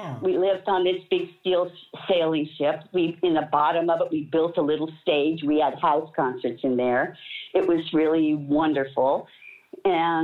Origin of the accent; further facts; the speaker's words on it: United States; moved away as an adult; also born or lived in Amsterdam / Germany; as an American